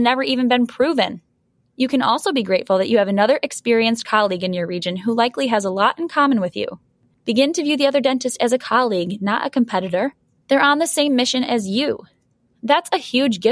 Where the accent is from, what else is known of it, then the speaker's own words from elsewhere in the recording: Buffalo, New York, United States; my hometown of Buffalo